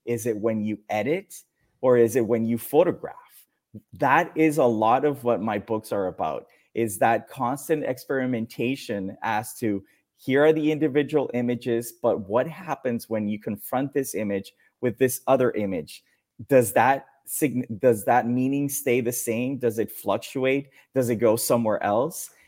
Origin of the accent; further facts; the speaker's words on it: Mexico; English is a second language; also born or lived in Dominican Republic; I was born in Dominican Republic, then moved to Mexico, and it was an abrupt change of life, of culture, of everything, friends, family